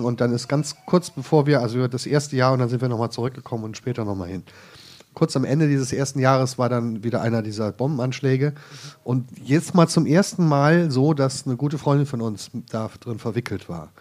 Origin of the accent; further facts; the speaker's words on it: Krefeld, North Rhine-Westphalia, Germany; moved away; also born or lived in Jerusalem; Ich komme ursprünglich vom Niederrhein